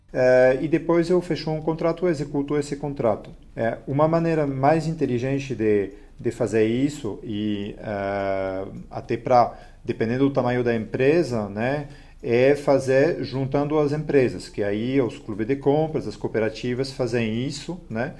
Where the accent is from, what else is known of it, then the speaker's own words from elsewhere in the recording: France; Portuguese is a second language; moved away as an adult; also born or lived in Lyon, France / São Paulo, Brazil; now in Brazil; não sou nativo do, do Brasil, né? sou, sou francês